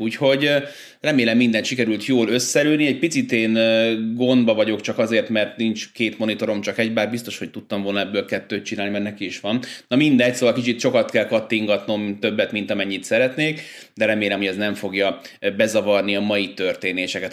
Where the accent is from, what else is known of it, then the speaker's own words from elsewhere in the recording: Budapest, Hungary; moved away; also born or lived in Újpalota, Budapest; ez az a lakás, ahol én eh, hát tulajdonképpen felnőttem, én újpalotai gyerek vagyok alapvetően, de ilyen három-négy éves koromban váltak el a szüleim, és akkor utána ebbe a lakásba költöztünk ide Angyalföldre